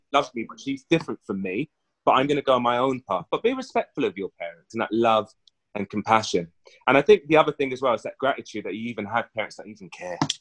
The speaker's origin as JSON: {"language": "English", "region": "London", "country": "United Kingdom", "tie": "born or raised there", "said": "I grew up in West London"}